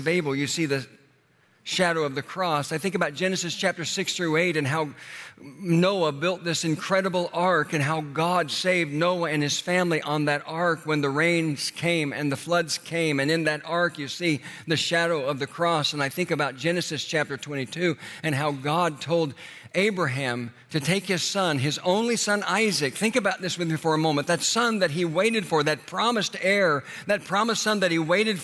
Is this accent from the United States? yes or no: yes; Tulsa, Oklahoma, United States; that little church that I grew up in Tulsa, Oklahoma